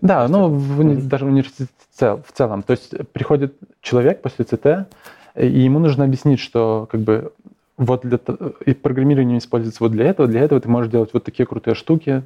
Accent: Ivye, Grodno Region, Belarus; я из Иве, такой маленький городок в, Гро- в Гродненской

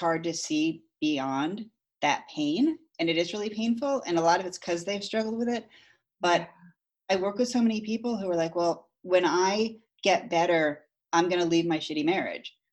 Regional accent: Connecticut, United States; growing up in Connecticut

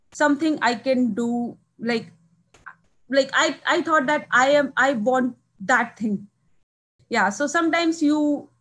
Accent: Barabanki, Uttar Pradesh, India; moved away as an adult; also born or lived in Lucknow, India / New Delhi, India; now in St. Louis, United States; I'm from India, basically a small town from India called Barabanki, and it's in the northern part of the India. So I born there

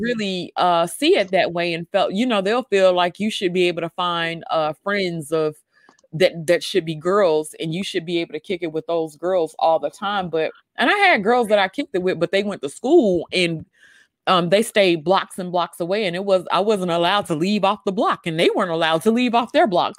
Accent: Mississippi, United States; me growing up in Mississippi

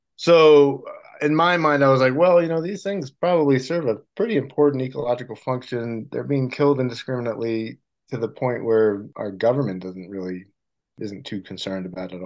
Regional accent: Rhode Island, United States; moved away as an adult; now in California, United States; Well, I grew up in Rhode Island, which is the ocean state. I grew up around water until I was about 20 years old or so

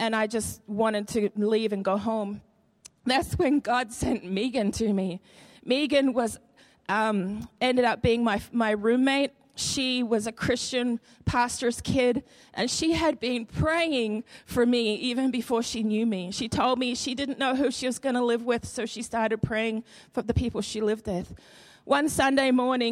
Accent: Queensland, Australia; moved away as an adult; now in Madison, United States; I'm from Australia, okay? And one of the biggest questions people ask me is, why did you come from sunny Queensland

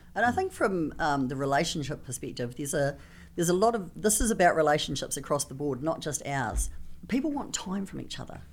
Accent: New Zealand; I come from New Zealand. I talk a little funny

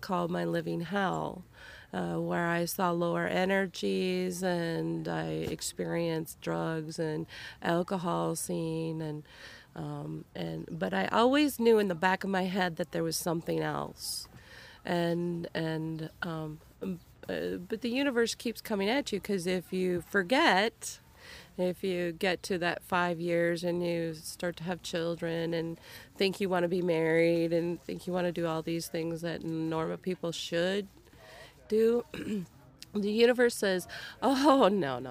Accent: Minnesota, United States; moved away as an adult; also born or lived in Cleveland area; now in Cleveland, United States; I'm originally from Minnesota

